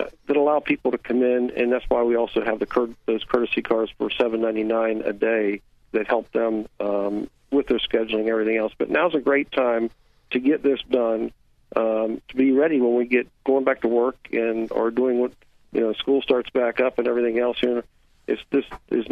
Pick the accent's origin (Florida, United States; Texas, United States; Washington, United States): Florida, United States; Orlando; also born or lived in Lake Mary; I was born in Orlando and raised, and then we moved to Lake Mary in 1970.